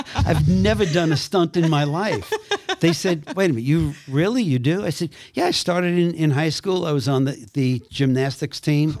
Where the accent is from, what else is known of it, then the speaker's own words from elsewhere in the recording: New York City, New York, United States; I came from Brooklyn